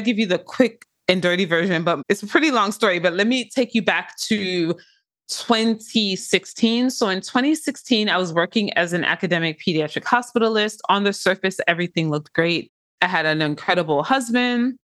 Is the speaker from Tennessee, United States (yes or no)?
no; Inglewood, California, United States; I am from Inglewood, California